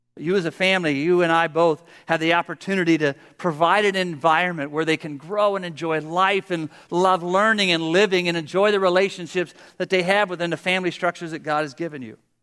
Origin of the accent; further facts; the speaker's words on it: Pennsylvania, United States; I'm from Pennsylvania